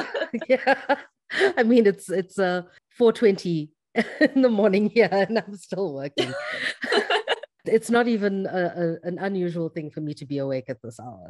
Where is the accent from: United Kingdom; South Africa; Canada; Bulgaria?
South Africa; growing up in South Africa